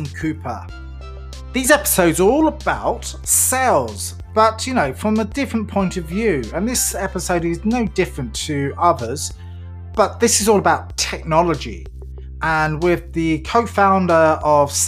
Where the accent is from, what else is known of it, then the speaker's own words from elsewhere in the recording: England, United Kingdom; I'm English